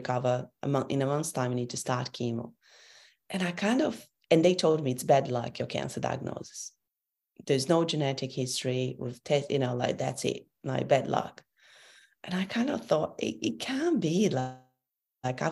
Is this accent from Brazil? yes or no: yes; Brazil; also born or lived in Europe; now in Brisbane, Australia; I come from Brazil